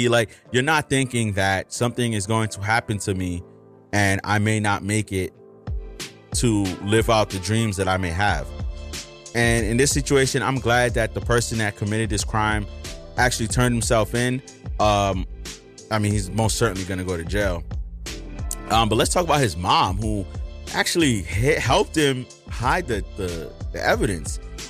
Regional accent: New York City, New York, United States; being a New Yorker, it's such a mind your business place.

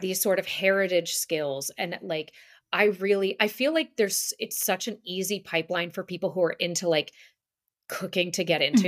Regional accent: outside of Manhattan, New York, United States; moved away; I grew up outside of Manhattan

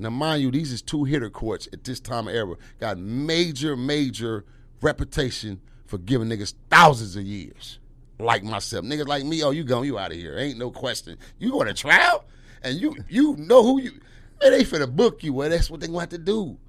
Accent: Los Angeles, California, United States; I'm from Watts

